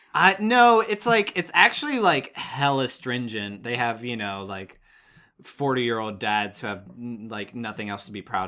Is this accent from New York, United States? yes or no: no; Ligonier, Pennsylvania, United States; Fort Ligonier Days, the celebration in my hometown of the fact that we have the only fort never to be taken during the French and Indian War